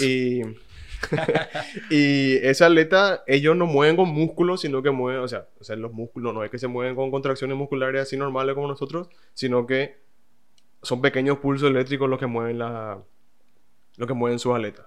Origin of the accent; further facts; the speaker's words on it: Paraguay; Acá en Paraguay mismo